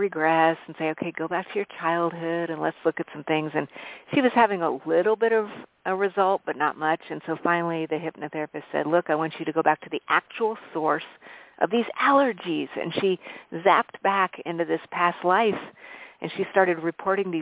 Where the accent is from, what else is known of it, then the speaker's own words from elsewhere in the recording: Albuquerque, New Mexico, United States; also born or lived in Colorado Springs, Colorado / Arizona; I grew up in a very eclectic household where I grew up in Albuquerque, New Mexico, and lived in the Colorado Springs area